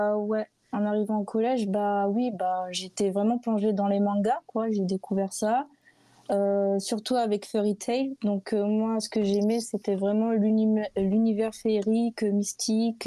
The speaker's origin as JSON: {"language": "French", "town": "Bordeaux", "region": "Nouvelle-Aquitaine", "country": "France", "said": "je suis bordelaise"}